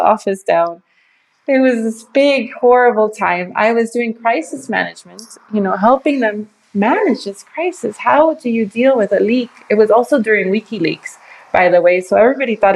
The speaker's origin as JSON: {"language": "English", "country": "United States", "said": "I'm Mexican American, speak Spanish"}